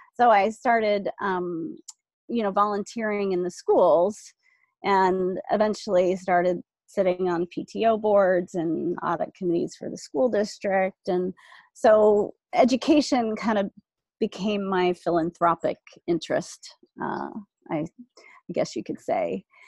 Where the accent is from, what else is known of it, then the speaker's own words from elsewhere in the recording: South Bay, California, United States; middle class kid growing up in the South Bay um, in the 70s